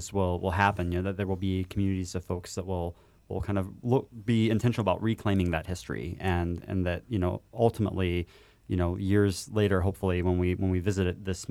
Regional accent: Indiana, United States; now in Chicago, United States; I'm from Indiana

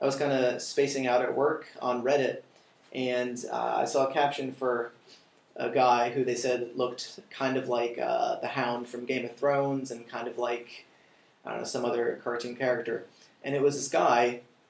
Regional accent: New York, United States; moved away as an adult; now in China; growing up on the Upper West Side of New York

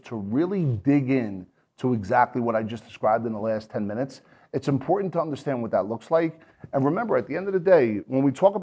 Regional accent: New Jersey, United States; I'm an Irish guy from New Jersey

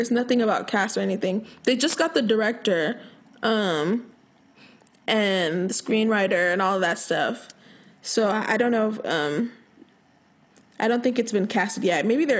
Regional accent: Nigeria; I'm literally Nigerian, like.

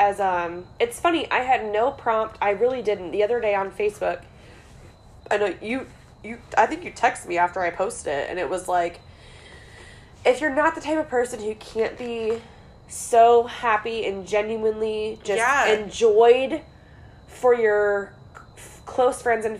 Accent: North West England, United Kingdom; accent: Northwest; I'm always like, my Northwest accent's like, balayage.

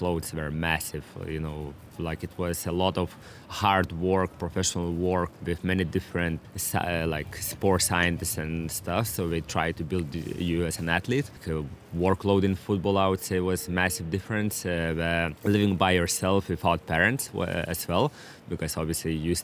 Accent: Klaipėda, Klaipėda County, Lithuania; English is a second language; moved away as an adult; also born or lived in Vilnius, Lithuania; now in Devonport, Australia; before 15 years old, I was living all my life in my hometown, Klaipėda.

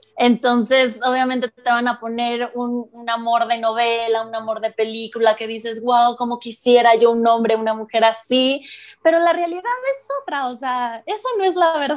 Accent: Mexico City, Mexico; yo soy la única de la Ciudad de México

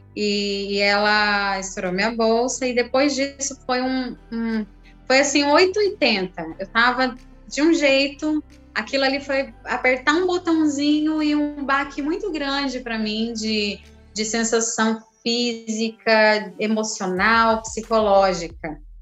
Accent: São José, Brazil; now in Praia Grande, Brazil; eu vivi o meu parto lá em São José, é, eu cheguei na maternidade muito tranquila

